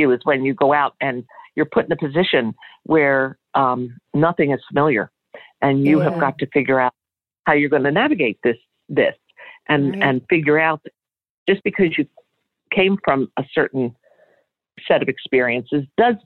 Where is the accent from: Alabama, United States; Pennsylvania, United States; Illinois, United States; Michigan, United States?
Pennsylvania, United States; Wayne; moved away as an adult; also born or lived in Philadelphia; now in Florida, United States; I grew up outside of Philadelphia, in Wayne, Pennsylvania.